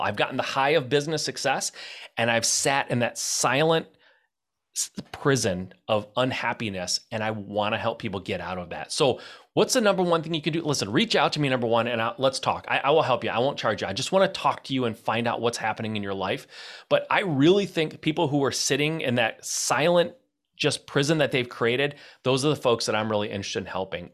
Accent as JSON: {"language": "English", "region": "Michigan", "country": "United States", "said": "I'm from Michigan."}